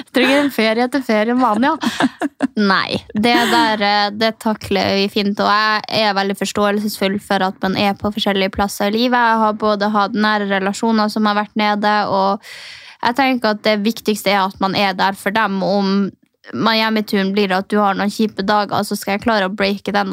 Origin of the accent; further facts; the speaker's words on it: Northern Norway, Norway; now in Oslo, Norway; jeg som er liksom fra Nord-Norge